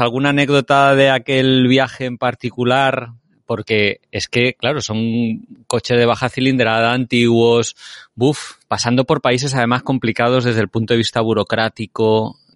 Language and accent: Spanish; Spain; nosotros que somos españoles, tenemos un campo de entrenamiento excelente en España